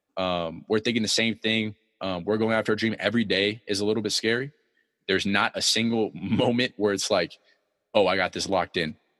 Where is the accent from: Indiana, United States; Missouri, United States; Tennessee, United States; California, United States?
California, United States; San Diego; I come from San Diego